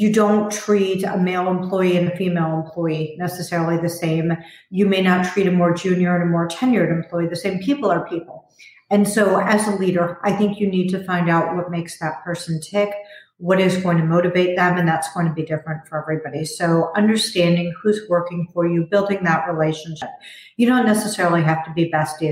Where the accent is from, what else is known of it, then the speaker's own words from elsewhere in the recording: Chicago, Illinois, United States; I grew up in Chicago, and I went to a high school that was like a small university